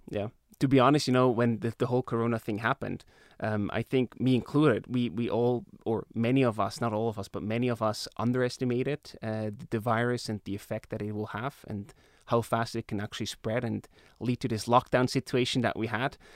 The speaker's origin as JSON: {"language": "English", "area": "Emmental Valley", "region": "Bern", "country": "Switzerland", "tie": "born or raised there", "said": "I grew up in the Emmental Valley"}